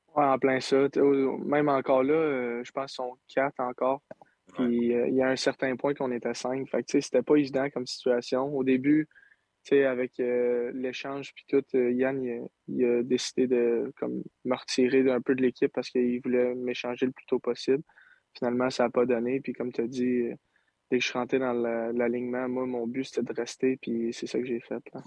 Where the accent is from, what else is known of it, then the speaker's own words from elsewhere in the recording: Saint-Eustache, Quebec, Canada; je viens de Saint-Eustache, mes parents sont tout le temps là.